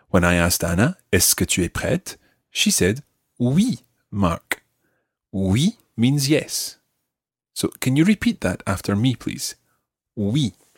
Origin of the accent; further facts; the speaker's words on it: Scotland, United Kingdom; we are Scottish